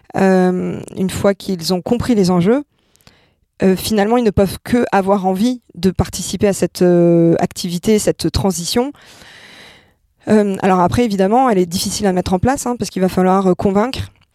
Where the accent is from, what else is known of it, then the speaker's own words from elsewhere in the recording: Monaco; now in Angers, France; je suis née, je suis née à Monaco et donc je suis française, donc je viens d'un milieu plutôt aisé